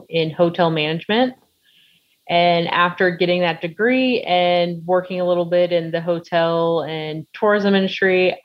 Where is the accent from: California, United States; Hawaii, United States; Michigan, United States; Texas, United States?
Texas, United States; Houston; moved away as an adult; now in Chicago, United States; I grew up in Houston, Texas, and moved to Chicagoland area in March of 2020